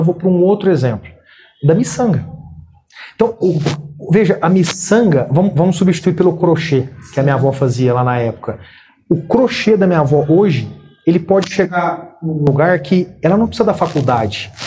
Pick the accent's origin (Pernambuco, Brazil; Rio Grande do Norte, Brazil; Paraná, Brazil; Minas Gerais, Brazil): Minas Gerais, Brazil; Uberaba; moved away; eu nasci em Uberaba, Minas Gerais